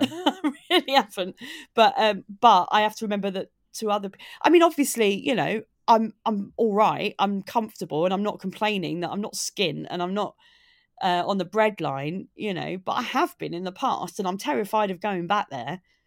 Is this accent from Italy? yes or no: no; Maidstone, South East England, United Kingdom; now in Brighton, United Kingdom; I live in Brighton, but I'm from Kent originally. I grew up in Maidstone in Kent.